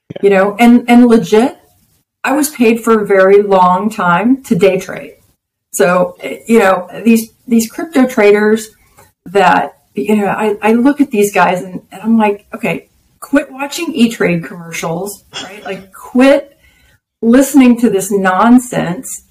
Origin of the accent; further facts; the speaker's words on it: Texas, United States; I'm a Texan, I'm an American.